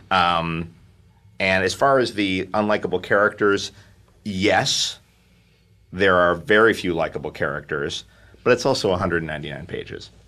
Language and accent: English; New York City, New York, United States; now in Los Angeles, United States; I grew up in Manhattan. I live in Los Angeles